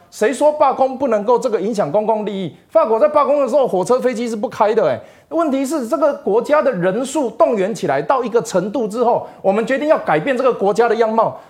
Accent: Taiwan; 我是台湾人

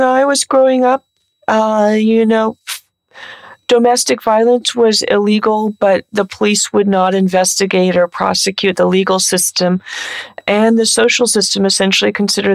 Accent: San Francisco Bay Area, California, United States; I'm from the San Francisco Bay Area

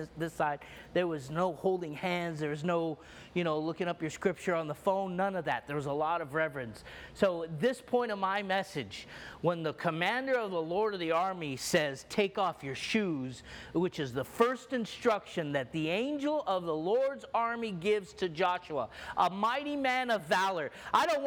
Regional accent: Egypt; I'm Egyptian, and I grew up in the Orthodox Church

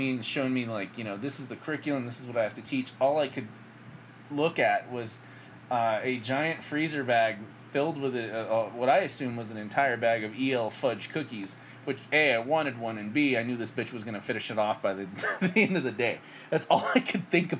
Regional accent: United States; I was born in the United States

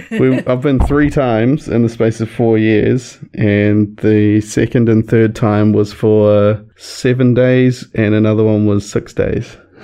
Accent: Christchurch, Canterbury, New Zealand; also born or lived in West Coast; I grew up in Christchurch, but moved to the West Coast for 4 years or so, and then came back for fifth form, which is what we call it over here.

